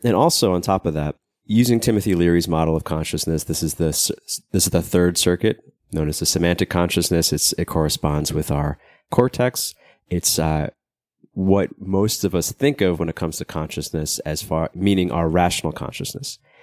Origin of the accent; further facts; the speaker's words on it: United States; moved away; I'm American, even though I don't live in America